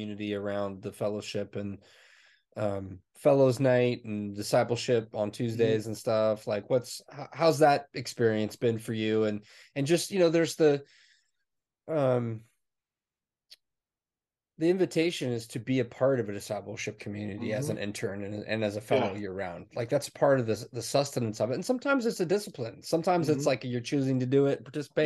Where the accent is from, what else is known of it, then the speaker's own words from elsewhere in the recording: Indiana, United States; moved away; I'm from Indiana, too